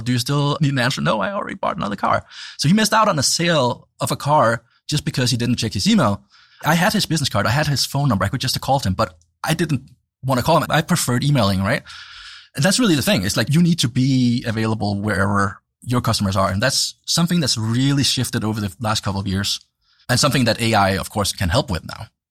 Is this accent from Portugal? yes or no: no; Denmark; growing up in Denmark